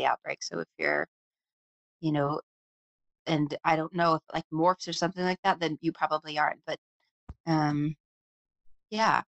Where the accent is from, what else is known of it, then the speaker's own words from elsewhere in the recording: Anchorage, Alaska, United States; moved away as an adult; also born or lived in Tacoma, Washington / Seattle, Washington / Boston, Massachusetts; now in Bend, United States; I was born and raised in Anchorage, Alaska